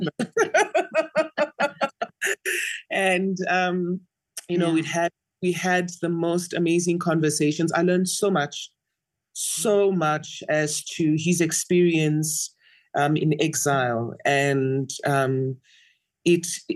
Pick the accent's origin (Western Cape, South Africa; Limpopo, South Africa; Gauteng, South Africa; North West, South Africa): North West, South Africa; Mahikeng; I grew up in Mafeking